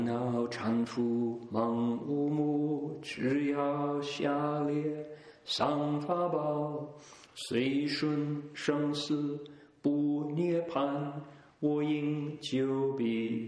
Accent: Toledo, Ohio, United States; I grew up in Toledo, and because Toledo was right on the shores of Lake Erie, the air was pretty clear.

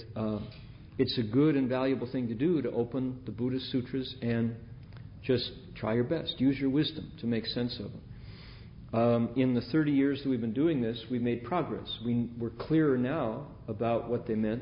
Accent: Midwest, United States; as a kid growing up in the Midwest

